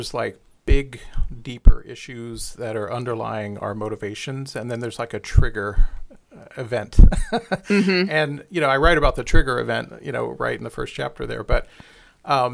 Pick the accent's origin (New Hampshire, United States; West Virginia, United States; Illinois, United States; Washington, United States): West Virginia, United States; Glenville; moved away; I grew up in very small town West Virginia is my origin story